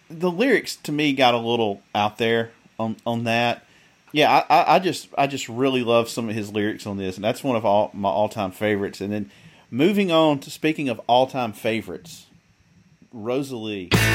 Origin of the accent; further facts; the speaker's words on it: Mississippi Delta, United States; I grew up in the Mississippi Delta